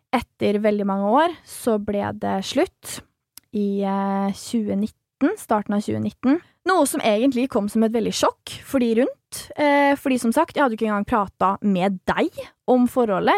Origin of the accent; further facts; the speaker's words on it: Nesodden, Akershus, Norway; jeg er fra Nesodden. Det er jo et lite sted